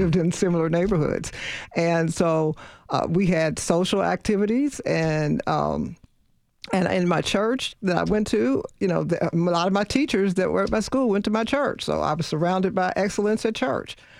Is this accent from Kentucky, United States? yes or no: yes; Louisville, Kentucky, United States; I grew up in Louisville, Kentucky.